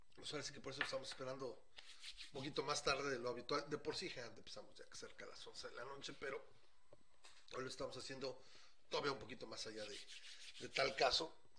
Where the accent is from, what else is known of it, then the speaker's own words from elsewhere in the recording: Mexico City, Mexico; como buen chilango